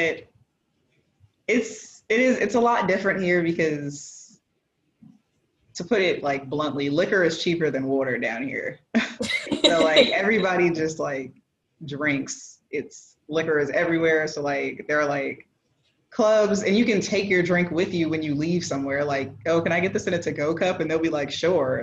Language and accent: English; Prince George's County, Maryland, United States; moved away as an adult; also born or lived in Norfolk, Virginia; now in St. Thomas, U.S. Virgin Islands; I was born and raised in Maryland in Prince George's County, which is predominantly Black